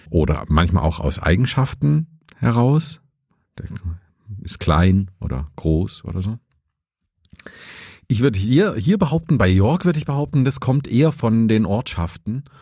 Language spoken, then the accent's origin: German; Saxony, Germany; kenne ich aber auch aus meiner Heimat in Sachsen.